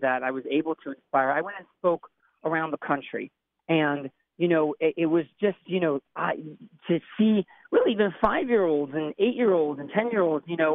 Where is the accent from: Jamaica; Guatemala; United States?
United States; Miami Beach, Florida; also born or lived in Mountaindale, New York; My background is, Orthodox, Yeshivish type of upbringing in Miami Beach, wonderful community